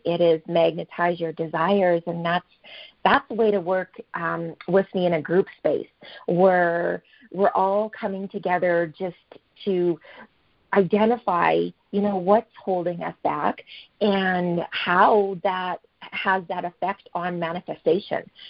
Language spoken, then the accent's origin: English; Fort Saskatchewan, Alberta, Canada; I'm from Fort Saskatchewan, Alberta, Canada